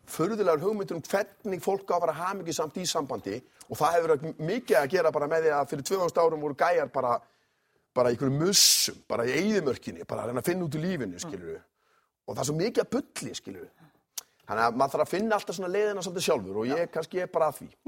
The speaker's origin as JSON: {"language": "Icelandic", "area": "the West", "region": "Westfjords", "country": "Iceland", "said": "ég er svo mikið að vestan"}